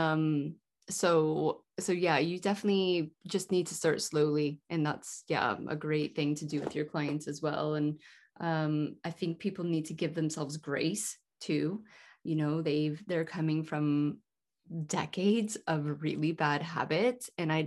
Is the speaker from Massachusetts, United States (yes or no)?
no; California, United States; moved away; also born or lived in Hawaii / United Kingdom; growing up in California